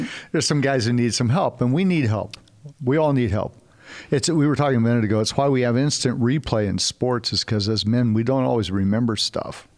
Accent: California, United States; now in Texas, United States; we're originally from California, now we live in Texas.

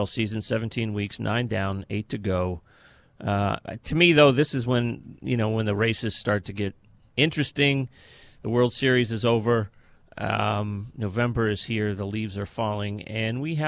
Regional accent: St. Petersburg, Florida, United States; where I grew up and lived in the St. Pete, Tampa Bay area

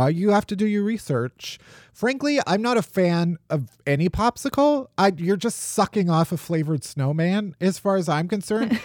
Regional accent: outside of Chicago, Illinois, United States; I'm from outside of Chicago

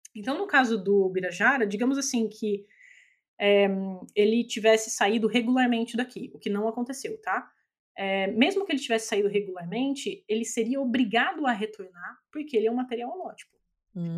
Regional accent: Brazil; a gente, como brasileiro

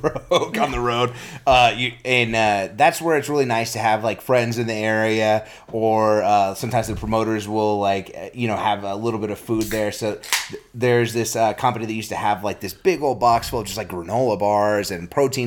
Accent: New Mexico, United States; I'm from New Mexico

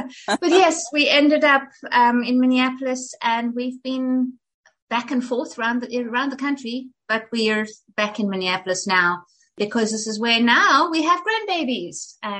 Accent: South Africa; moved away as an adult; now in United States; So, but I was raised in South Africa. I was there from the time I was for until we left for the States. I was 35. So yeah, 30 years.

